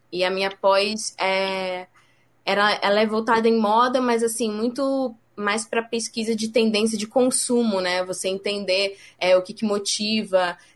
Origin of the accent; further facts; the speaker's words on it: Rio de Janeiro, Brazil; moved away as an adult; now in São Paulo, Brazil; Então, na verdade, eu saí do Rio para cá para estudar.